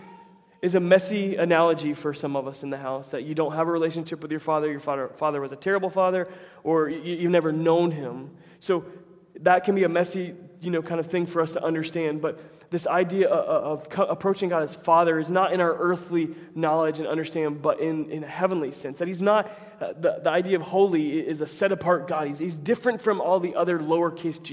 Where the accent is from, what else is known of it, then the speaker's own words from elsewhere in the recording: Tampa, Florida, United States; my hometown team is getting a lot better, the Tampa Bay Rays